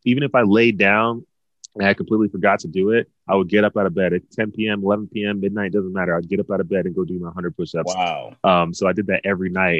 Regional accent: Dallas, Texas, United States; growing up in Dallas

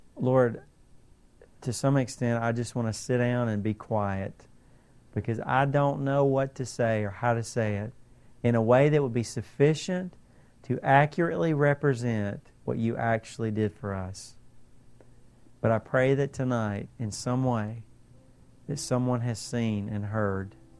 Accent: United States; we are so American

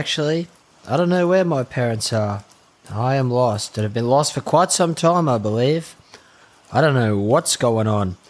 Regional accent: Atherton Tablelands, Queensland, Australia; moved away as an adult; also born or lived in Bundaberg, Queensland; now in London, United Kingdom; I mean, I often say different places, but I am actually from the Tablelands.

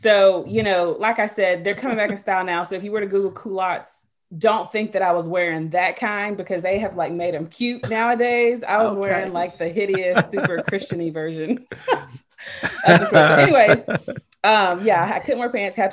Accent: Jackson, Mississippi, United States; took me back to Jackson, moved back home with my parents

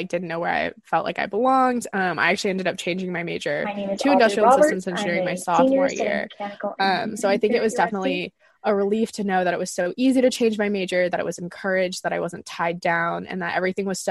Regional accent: Palos Verdes, California, United States; I'm a junior from Palos Verdes, California

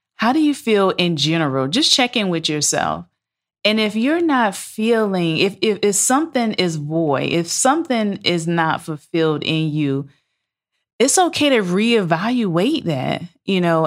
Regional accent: Savannah, Georgia, United States; moved away as an adult; also born or lived in Valdosta, Georgia / Atlanta, Georgia; I'm from Savannah, Georgia

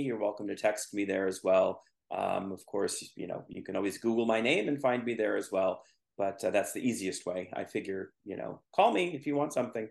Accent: Mid-Peninsula, California, United States; I grew up on the Mid Peninsula

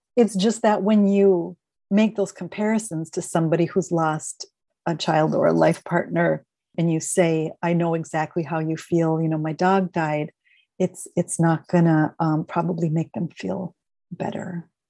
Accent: Minneapolis, Minnesota, United States; moved away as an adult; also born or lived in Northern California / Eugene, Oregon; now in Portland, United States; I'm originally from Minneapolis

